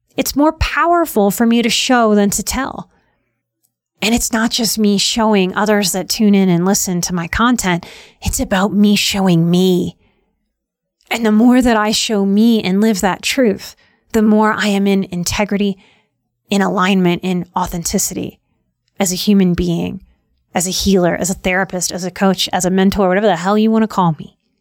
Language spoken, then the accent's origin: English; New Orleans, Louisiana, United States; moved away; From my youth growing up in New Orleans, it's a very weird place